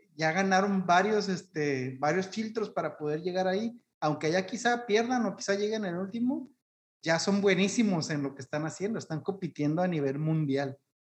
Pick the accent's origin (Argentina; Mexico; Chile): Mexico; como mexicanos somos muy apasionados en todo